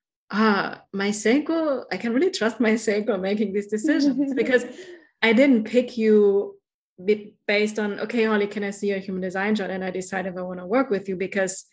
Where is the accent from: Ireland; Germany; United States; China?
Germany; accent: German; English is a second language; that's my German accent